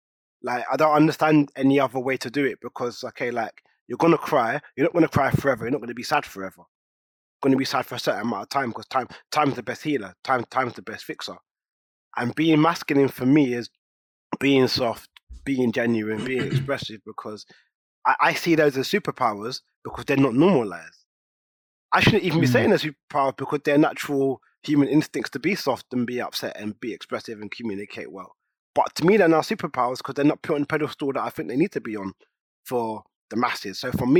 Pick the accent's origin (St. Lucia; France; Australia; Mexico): St. Lucia; now in London, United Kingdom; I'm from St. Lucia, I live in London, am I okay with that?